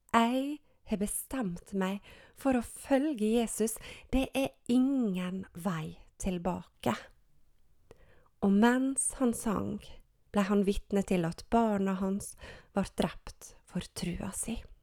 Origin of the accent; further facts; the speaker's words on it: Gjersvika, Sunnmøre, Møre og Romsdal, Norway; Jeg er oppvokst i Gjersvika på Sunnmøre